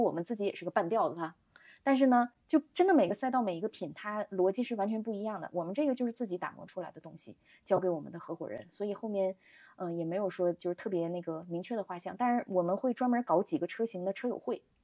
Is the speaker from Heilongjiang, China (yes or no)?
yes; Daqing, Heilongjiang, China; moved away as an adult; also born or lived in Beijing; 我是大庆人，嗯，家里人肯定是希望我能跟他们一样，去进入到油公司